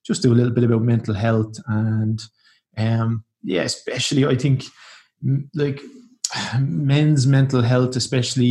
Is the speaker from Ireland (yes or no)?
yes; Ireland; now in Portugal; I'm proud to be Irish